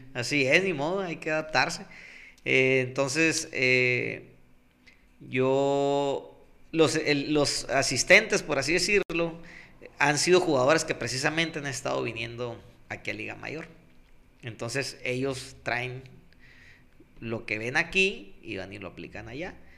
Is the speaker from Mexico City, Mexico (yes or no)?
no; Pueblo Yaqui, Sonora, Mexico; la gente y yo, pues venimos de Pueblo Yaqui